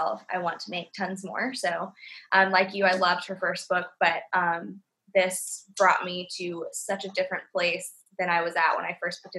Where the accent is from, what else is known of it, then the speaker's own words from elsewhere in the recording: Atlanta, Georgia, United States; So I think I'm definitely Southern. I grew up in Atlanta